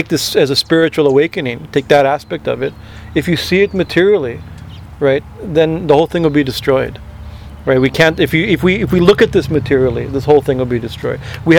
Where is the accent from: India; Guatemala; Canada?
India; Growing up in India, you know, for us this is kind of we discovered these things.